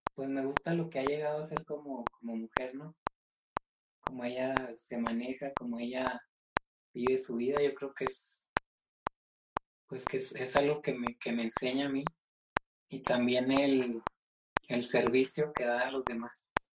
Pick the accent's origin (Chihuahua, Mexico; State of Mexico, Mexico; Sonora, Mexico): Chihuahua, Mexico; El Álamo; somos de un pueblo, de un pueblito que se llama El Álamo. Y es de, pues es del municipio de Carijilla, acá en el estado de Chihuahua.